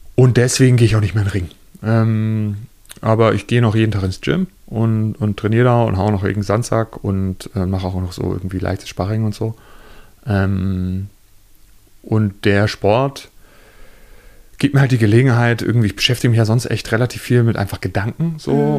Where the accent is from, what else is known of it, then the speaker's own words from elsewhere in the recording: Germany; Als Deutscher, der kein Jude ist, als Nachfahre von Nazis